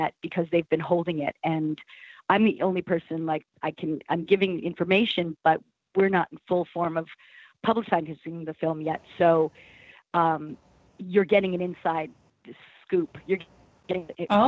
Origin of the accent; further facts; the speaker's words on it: Plainview, New York, United States; I am from Plainview, New York, which is on Long Island.